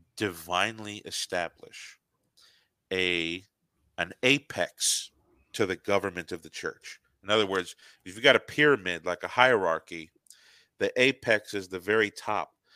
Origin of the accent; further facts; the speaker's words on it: United States; an American Protestant